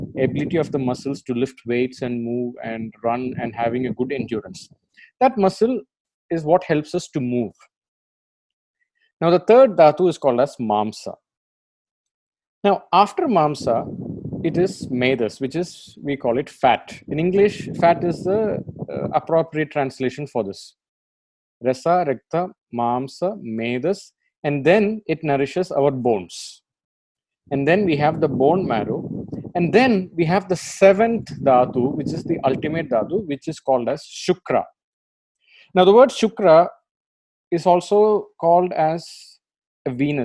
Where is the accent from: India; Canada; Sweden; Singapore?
India; I'm an Indian and you're an Indian, we can openly say that we live in a sexually confused country